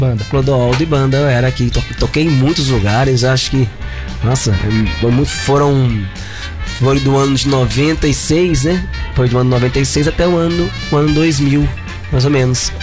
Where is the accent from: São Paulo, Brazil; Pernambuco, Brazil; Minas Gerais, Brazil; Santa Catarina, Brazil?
Minas Gerais, Brazil; Caratinga; now in Ubá, Brazil; Sou caratinguense